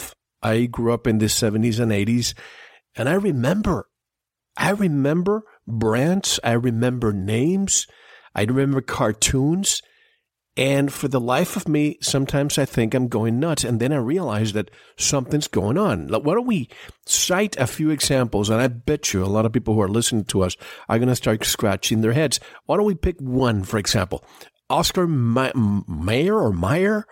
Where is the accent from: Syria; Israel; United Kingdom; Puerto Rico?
Puerto Rico; I grew up in Puerto Rico, a Spanish-speaking country